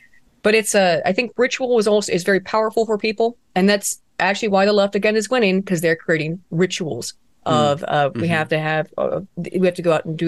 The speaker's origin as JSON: {"language": "English", "region": "West Virginia", "country": "United States", "tie": "born or raised there", "said": "who was born a couple hollers over from me, where I grew up in West Virginia."}